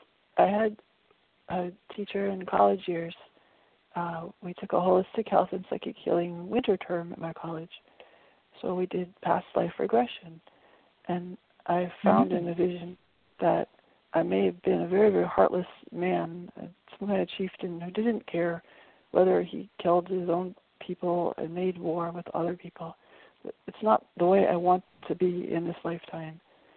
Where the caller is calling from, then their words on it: Brattleboro, Vermont, United States; from Brattleboro, Vermont.